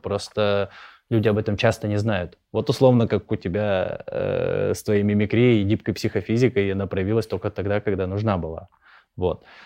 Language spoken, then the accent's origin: Russian; Krasnoyarsk, Krasnoyarsk Krai, Russia; я из Красноярска